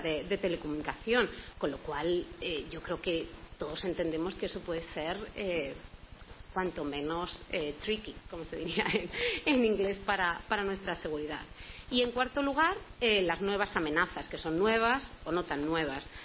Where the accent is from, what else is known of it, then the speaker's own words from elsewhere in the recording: Toledo, Castilla-La Mancha, Spain; yo además soy de Toledo y siempre es un honor poder jugar en casa